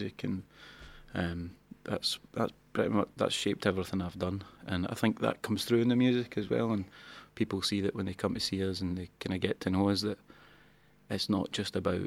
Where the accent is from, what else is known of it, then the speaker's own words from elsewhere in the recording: Banton, Scotland, United Kingdom; also born or lived in Kilsyth; I'm from Banton